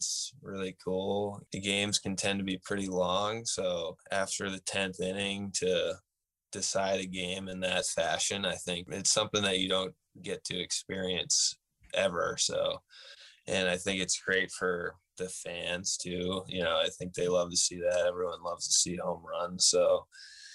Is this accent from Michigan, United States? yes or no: no; Stafford, Connecticut, United States; I'm from Connecticut, so you always hear about New Britain Stadium, and myself as a kid growing up